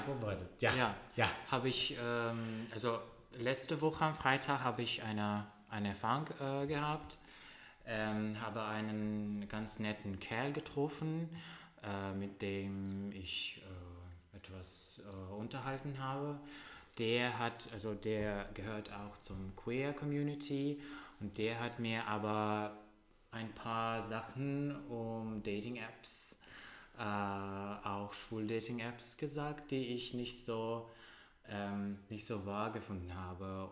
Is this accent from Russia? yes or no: yes; Russia; German is a second language; now in Germany; ich komme aus Russland